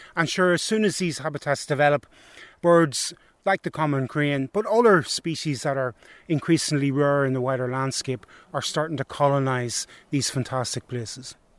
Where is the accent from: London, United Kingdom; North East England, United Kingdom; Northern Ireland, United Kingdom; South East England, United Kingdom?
Northern Ireland, United Kingdom; County Antrim; moved away; I'm from County Antrim originally